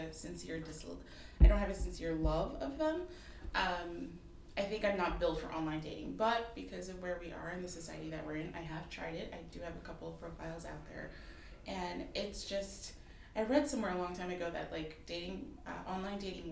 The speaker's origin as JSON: {"language": "English", "region": "New Jersey", "country": "United States", "tie": "born or raised there", "also_born_or_lived": "Haiti", "said": "I'm from Jersey"}